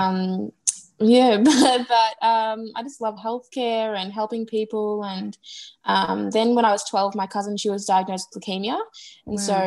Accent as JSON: {"language": "English", "town": "Melbourne", "region": "Victoria", "country": "Australia", "said": "I'm from Melbourne and I'm currently an enrolled nurse and I'm working in a private hospital in Melbourne."}